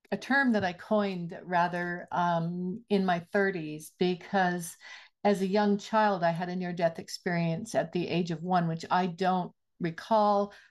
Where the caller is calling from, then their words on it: Penticton, British Columbia, Canada; I am very blessed to be zooming in from the unceded territory of the Syilx and Okanagan peoples in beautiful Penticton, British Columbia.